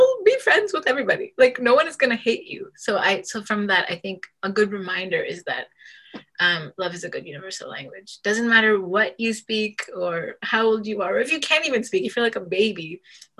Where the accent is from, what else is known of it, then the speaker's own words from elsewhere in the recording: Dhaka, Dhaka Division, Bangladesh; moved away; I was born in Dhaka, Bangladesh